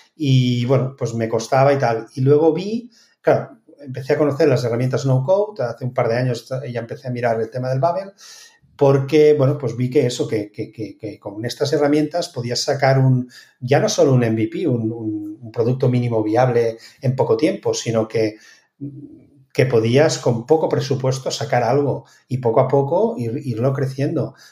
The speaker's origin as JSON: {"language": "Spanish", "country": "Spain", "moved": "yes", "lives_now": "Netherlands", "said": "poder volver a España"}